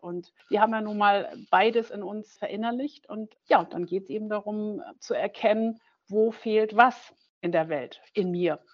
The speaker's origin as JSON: {"language": "German", "country": "Germany", "tie": "born or raised there", "also_born_or_lived": "Schwerte, Germany / Noordwijk, Netherlands / Griesheim, Germany", "said": "ich nach dem sechsten Jahr wieder dann nach Deutschland gekommen bin"}